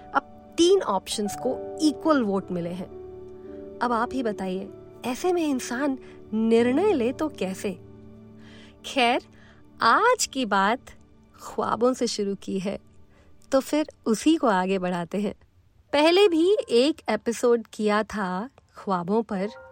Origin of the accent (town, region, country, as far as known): Delhi, India